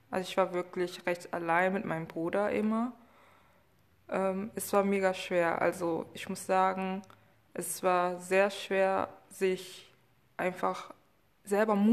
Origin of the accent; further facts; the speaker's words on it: Germany; born there; ursprünglich, also meine Herkunft ist auf jeden Fall Kongo und Angola, aber leider